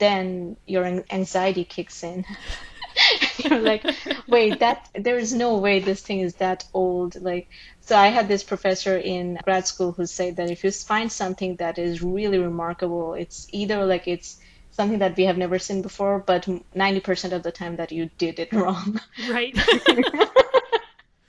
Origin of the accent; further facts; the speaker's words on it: Bangladesh; moved away as an adult; I grew up in Bangladesh and we didn't have like pools and stuff, so I never really swam